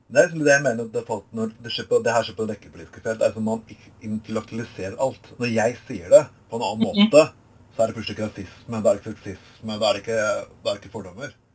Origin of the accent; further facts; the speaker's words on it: Skien, Telemark, Norway; now in Bergen, Norway; min hjemby også, i Skien